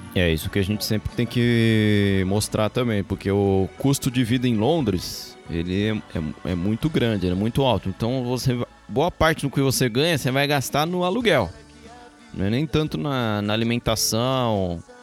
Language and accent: Portuguese; São Paulo, Brazil; moved away as an adult; also born or lived in London, United Kingdom / Guarulhos, Brazil; A gente, a gente nasceu no Brasil